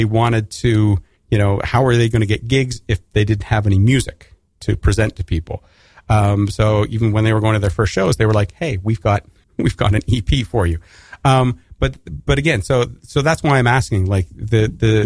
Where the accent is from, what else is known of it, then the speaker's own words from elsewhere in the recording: Alberta, Canada; moved away; if you can't tell from my accent, I'm Canadian, and I grew up in Alberta